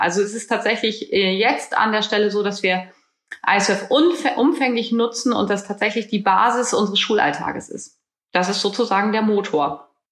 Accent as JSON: {"language": "German", "region": "Northern Germany", "country": "Germany", "said": "bei uns in Norddeutschland"}